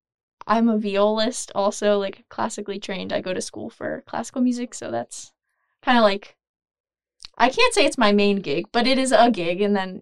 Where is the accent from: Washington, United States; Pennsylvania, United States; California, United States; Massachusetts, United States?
Pennsylvania, United States; Allentown; I have lived here my whole life. I was born in Allentown.